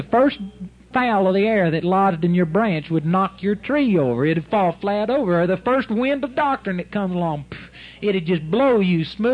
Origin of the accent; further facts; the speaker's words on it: Arlington, Texas, United States; in my mother's yard where I grew up in Arlington, Texas